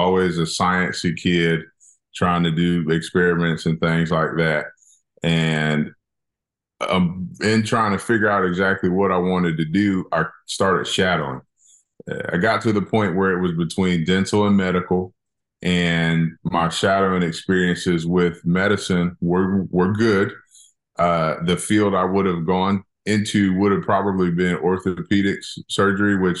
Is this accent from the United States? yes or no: yes; Lithonia, Georgia, United States; I grew up in Georgia, grew up in a smaller town called Lithonia, Georgia